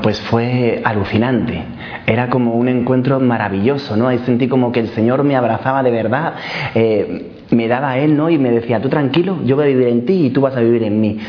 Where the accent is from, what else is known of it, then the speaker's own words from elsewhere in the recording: Madrid, Community of Madrid, Spain; moved away; soy de Madrid, pero vivo en Colada.